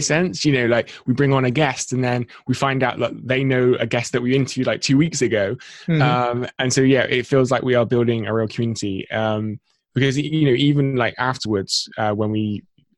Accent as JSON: {"language": "English", "region": "England", "country": "United Kingdom", "tie": "born or raised there", "said": "I'm born and bred in England, 23 years of age."}